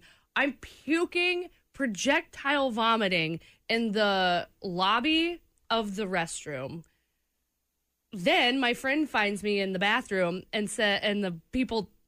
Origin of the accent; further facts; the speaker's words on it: Peculiar, Missouri, United States; I grew up in Peculiar.